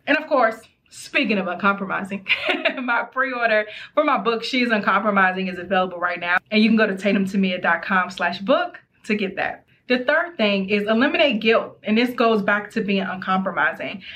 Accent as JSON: {"language": "English", "region": "Maryland", "country": "United States", "said": "I'm from Maryland."}